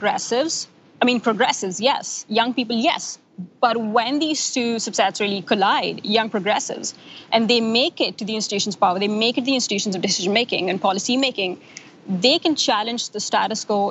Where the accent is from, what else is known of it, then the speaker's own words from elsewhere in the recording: Pakistan; moved away as an adult; now in Washington, D.C., United States; as a Pakistani exchange student studying in the U.S.